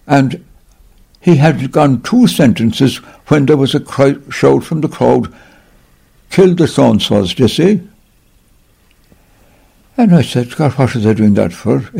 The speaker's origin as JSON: {"language": "English", "town": "Cork", "region": "County Cork", "country": "Ireland", "tie": "born or raised there", "also_born_or_lived": "China", "moved": "as an adult", "said": "I was born in Cork City. Blackrock Road would be the address"}